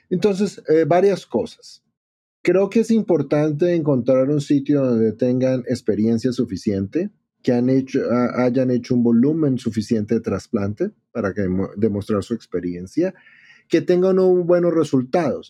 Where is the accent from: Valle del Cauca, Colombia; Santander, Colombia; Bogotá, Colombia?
Bogotá, Colombia; moved away as an adult; now in Chicago, United States; yo soy latino, como mencionaste, yo soy de Bogotá, Colombia, eh, allá trabajaba de cirujano de trasplante renal